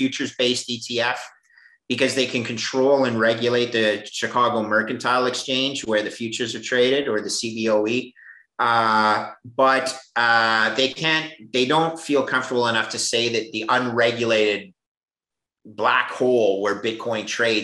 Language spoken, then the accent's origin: English; Canada; as a Canadian